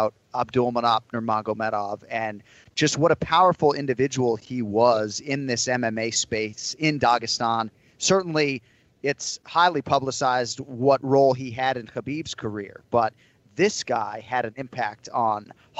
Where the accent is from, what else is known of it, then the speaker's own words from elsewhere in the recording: Massachusetts, United States; when Kenny and I were growing up in Massachusetts